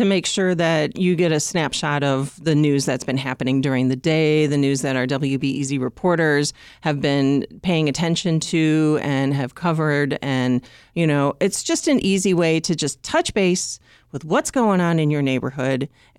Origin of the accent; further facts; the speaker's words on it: Illinois, United States; You know, I grew up in the Western suburbs and my dad worked for the Chicago Tribune